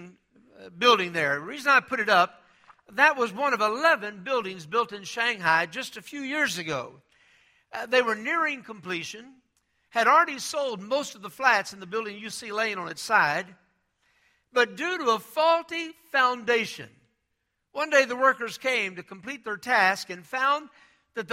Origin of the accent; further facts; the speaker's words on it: Texas, United States; I'm from Texas